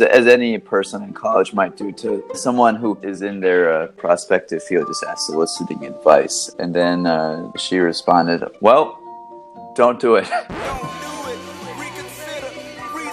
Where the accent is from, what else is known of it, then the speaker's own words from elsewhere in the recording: Sebring, Florida, United States; moved away as an adult; also born or lived in North Carolina / Miami / Pennsylvania; I came from Florida. I grew up in Central Florida, a small town called Sebring